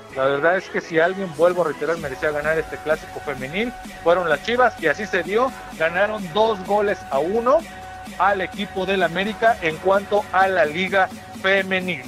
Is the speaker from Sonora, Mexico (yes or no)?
no; Morelos, Mexico; now in Acambay, Mexico; somos del estado de Morelos, pero prácticamente ya somos más acambayenses porque ya tenemos un ratito viviendo por aquí